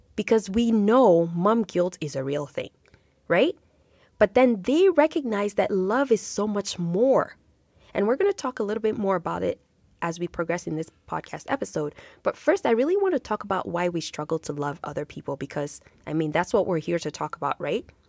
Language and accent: English; Nigeria; now in Canada; growing up in Nigeria, in my culture